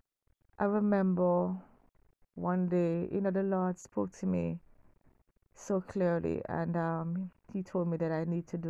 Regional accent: Kingston, Jamaica; growing up in Kingston, Jamaica

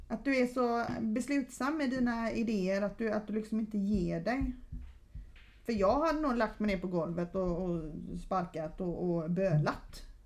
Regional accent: Gothenburg, Västra Götaland, Sweden; moved away as an adult; also born or lived in Stockholm; now in Sölvesborg, Sweden; Jag är uppvuxen i Göteborg

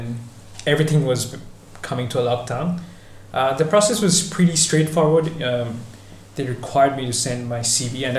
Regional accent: Kolkata, West Bengal, India; moved away as an adult; also born or lived in Milan, Italy / Netherlands; originally I'm from India, from a city called Kolkata, city of Mother Teresa, if everyone knows it, I guess. I grew up there, was raised there

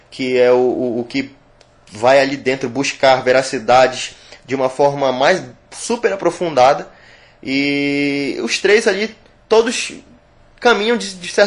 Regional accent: Amazon, Brazil; minha tataravó, minha bisavó, eu trago receitas comigo. Sou da Amazônia e tenho isso comigo.

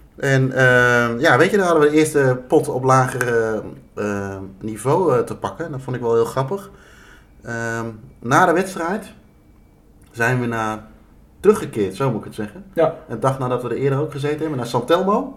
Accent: Netherlands; dat we uit Nederland kwamen, verre reis hadden gemaakt

